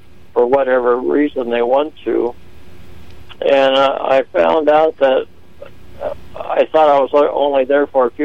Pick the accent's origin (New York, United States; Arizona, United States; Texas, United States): Arizona, United States; Phoenix; I was born in Phoenix, Arizona in 1949